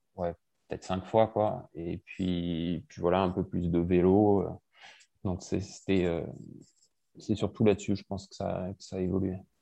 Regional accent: Gap, Provence-Alpes-Côte d'Azur, France; moved away as an adult; also born or lived in Cotentin, Normandy / Marseille / Lyon; j'ai fait de 0 à 10 ans là-bas. Et puis ensuite, à 10 ans, on a déménagé à Gap. Donc j'ai fait mhm. globalement de 10 à 18 à Gap.

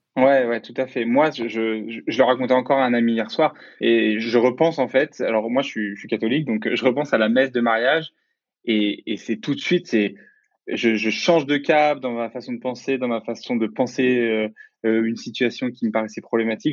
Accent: Lyon, Auvergne-Rhône-Alpes, France; also born or lived in Pays de la Loire; je suis de Lyon

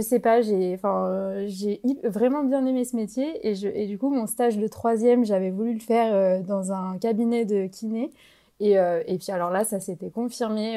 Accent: France; moved away as an adult; now in Spain; Dans mon université, en fait, on est majoritairement des Français

